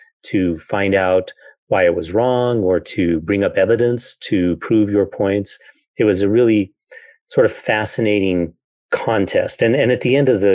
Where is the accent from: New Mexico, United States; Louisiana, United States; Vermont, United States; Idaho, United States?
Idaho, United States; Idaho Falls; I grew up in Idaho Falls